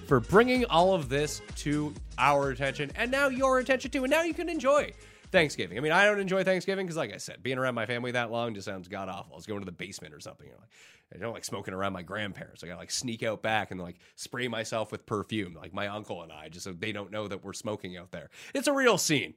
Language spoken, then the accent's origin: English; Canada; being Canadian